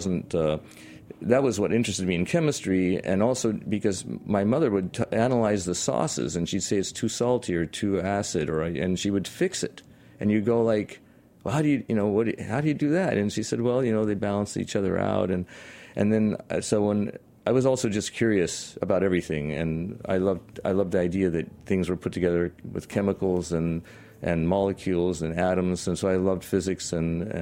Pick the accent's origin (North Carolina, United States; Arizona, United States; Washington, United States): Washington, United States; moved away; also born or lived in San Francisco; I'm from Washington State